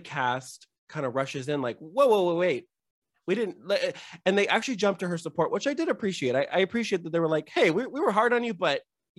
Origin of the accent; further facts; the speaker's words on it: California, United States; I grew up in California.